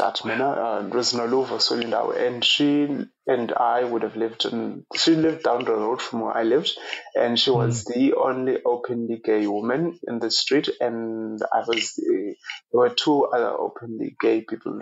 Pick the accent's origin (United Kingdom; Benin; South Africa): South Africa; Eastern Cape; moved away as an adult; now in Ireland; I was born in the Eastern Cape of South Africa and grew up in the rural part of the country